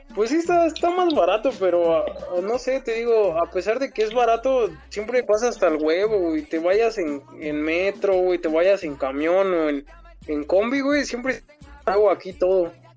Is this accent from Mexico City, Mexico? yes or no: yes; Mexico City, Mexico; soy acá de la Ciudad de México, soy, soy chilango